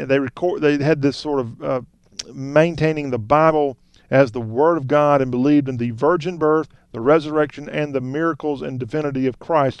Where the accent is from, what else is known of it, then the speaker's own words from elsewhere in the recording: Lexington, South Carolina, United States; my hometown, Lexington, South Carolina